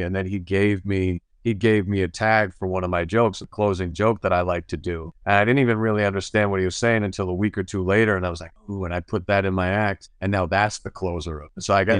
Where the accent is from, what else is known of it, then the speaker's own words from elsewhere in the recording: Schuylkill County, Pennsylvania, United States; moved away as an adult; also born or lived in Harrisburg, Pennsylvania; now in California, United States; Grew up, born and raised in Pennsylvania. So I grew up, I like to tell people away from Pennsylvania that I'm from Philly unless you're from Philly, and then I'm from a whole other place.